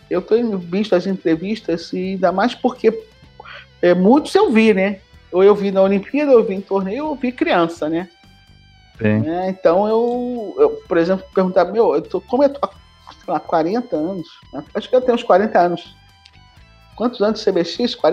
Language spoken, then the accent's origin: Portuguese; Rio de Janeiro, Brazil; eu sou do Rio de Janeiro. Aí você pensa, tá, e cadê a história do Rio?